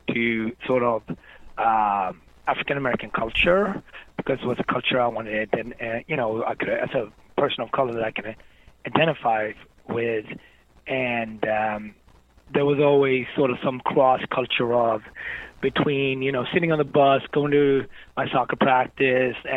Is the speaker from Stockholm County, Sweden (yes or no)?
no; Gothenburg, Västra Götaland, Sweden; moved away as an adult; also born or lived in Harlem, New York, United States; now in New York, United States; I came from Gothenburg back then, even more than today, it was on the west coast of Sweden